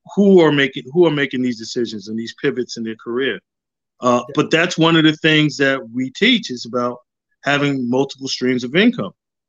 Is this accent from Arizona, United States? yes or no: no; Amityville, New York, United States; also born or lived in Harlem; I'm from Long Island, from Amityville, Long Island